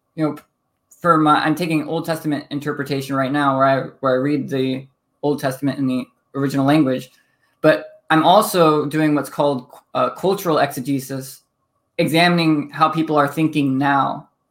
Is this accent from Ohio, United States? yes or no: yes; Toledo, Ohio, United States; also born or lived in Pennsylvania / Midwest; I grew up, uh, Toledo, Ohio